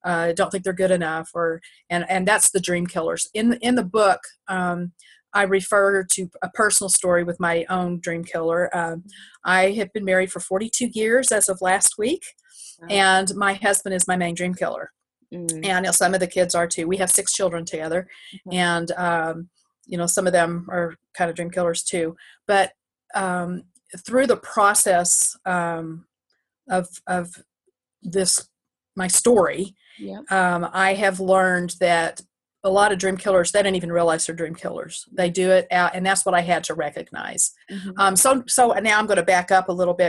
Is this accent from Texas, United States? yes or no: yes; Texas, United States; now in New York, United States; I'm a Texan, full-blood Texan